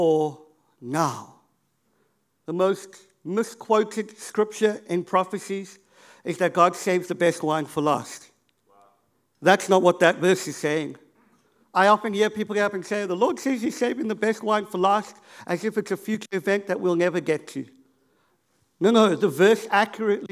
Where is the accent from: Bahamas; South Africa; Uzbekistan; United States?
South Africa; Cape Town, Western Cape; I grew up in Cape Town